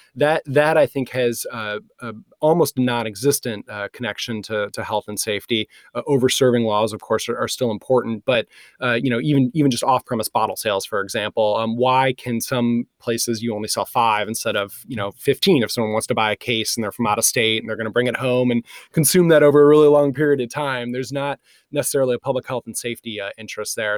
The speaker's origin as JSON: {"language": "English", "region": "Michigan", "country": "United States", "tie": "born or raised there", "moved": "yes", "said": "I was raised in Michigan"}